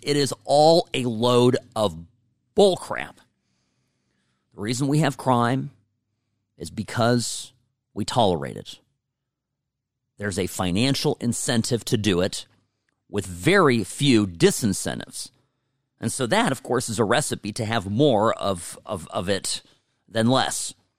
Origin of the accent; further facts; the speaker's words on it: United States; I am an American, but my parents came here from Eastern Europe